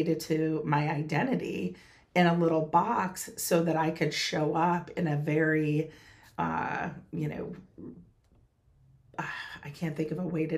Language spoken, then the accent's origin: English; North Central Massachusetts, United States; moved away as an adult; also born or lived in North Carolina; grew up in North Central Massachusetts